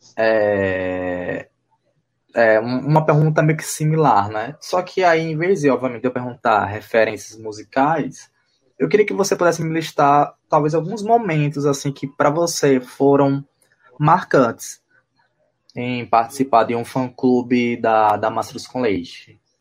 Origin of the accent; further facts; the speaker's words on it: Northeast Brazil, Brazil; a gente como nordestino